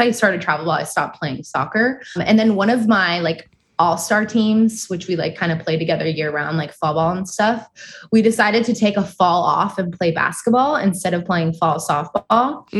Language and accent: English; Moorpark, California, United States; I grew up in Ventura County in Moore Park.